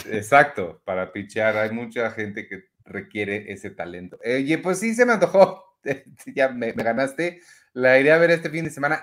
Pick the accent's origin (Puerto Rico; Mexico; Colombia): Mexico; Mexico City; nosotros somos son mexicanos mexicanos, mexicanos de la Ciudad de México